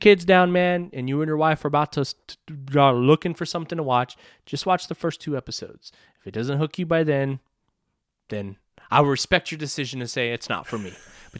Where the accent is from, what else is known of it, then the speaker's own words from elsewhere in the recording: Texas, United States; I'm from Texas